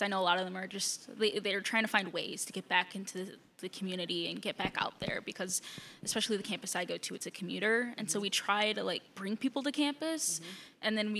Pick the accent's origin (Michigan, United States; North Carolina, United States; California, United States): Michigan, United States; Westland; also born or lived in Flint, Michigan; I'm from Westland. You're from Westland. I'm not too far. And I was originally born in Flint.